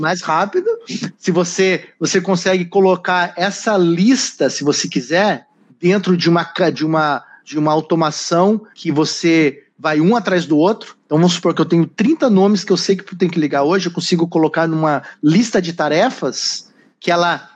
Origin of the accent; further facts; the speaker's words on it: Curitiba, Paraná, Brazil; moved away as an adult; now in United States; Eu sou original de Curitiba. Mudei para cá com uma mala na mão, começar do zero a vida com 19 anos